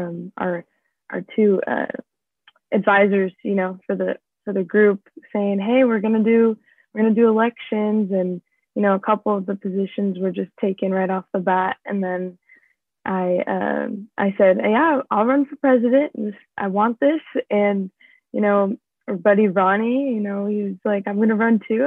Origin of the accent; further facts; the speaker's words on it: Pleasant Hill, California, United States; I'm from the Bay Area, Northern California, so like Pleasant Hill